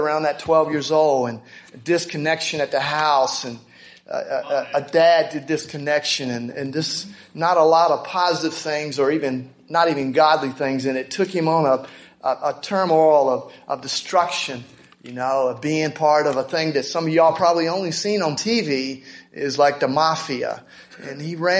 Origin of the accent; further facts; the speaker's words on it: Augusta, Georgia, United States; We're from the Augusta area, Georgia.